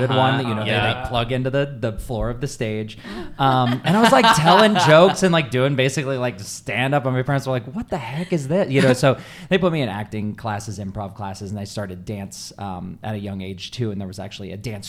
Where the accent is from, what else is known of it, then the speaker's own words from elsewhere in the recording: Tucson, Arizona, United States; I'm from Tucson, I'm from Arizona